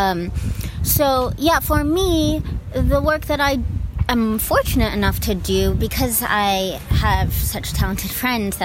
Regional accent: New York, United States; also born or lived in Pittsburgh; now in California, United States; I'm from New York

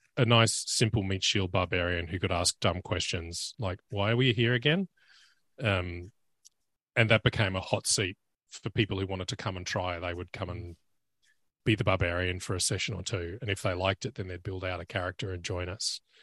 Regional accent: Australia; as an Australian

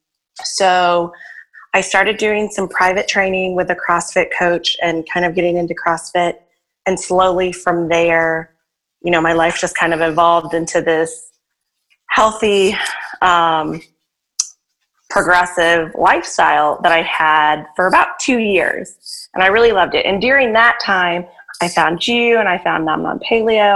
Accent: Arkansas, United States; now in New Orleans, United States; I'm originally from Arkansas, a really small town there

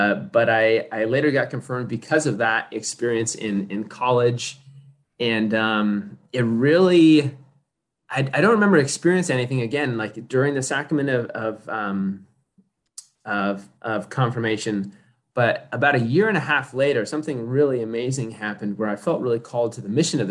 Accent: Victorville, California, United States; now in Los Angeles, United States; Grew up in the high desert, Victorville, Apple Valley

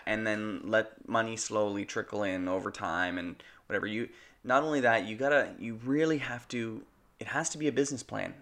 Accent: Canada; We're Canadian filmmakers

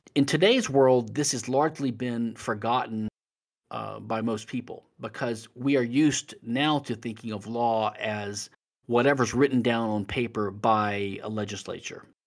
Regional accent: Louisiana, United States; as a lawyer studying the civil law in Louisiana, which is my home state

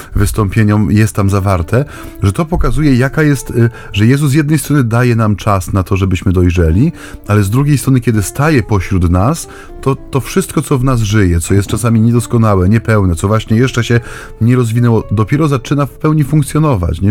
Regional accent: Silesian Voivodeship, Poland; U nas na Śląsku się właśnie tak często mówi

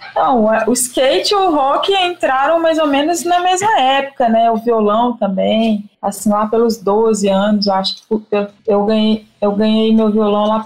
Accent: Guanhães, Minas Gerais, Brazil; also born or lived in Belo Horizonte; eu cresci no interior de Minas, numa cidade que chama Guanhães, que eu considero assim. Eu nasci em Belo Horizonte, morei em várias cidades do, do interior de Minas, né?

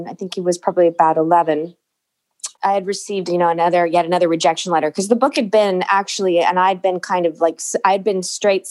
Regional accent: San Diego, California, United States; I was born and raised in San Diego

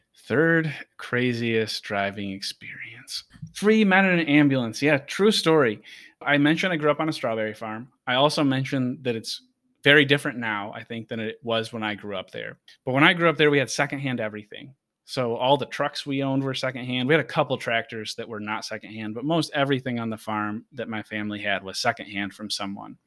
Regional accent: Rochester, Buffalo area of upstate New York, United States; now in San Diego, United States; where I grew up in New York

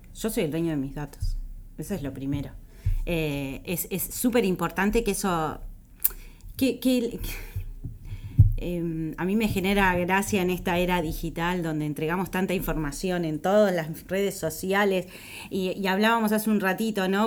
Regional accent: Uruguay; Como uruguaya yo me siento súper orgullosa de ser uruguaya

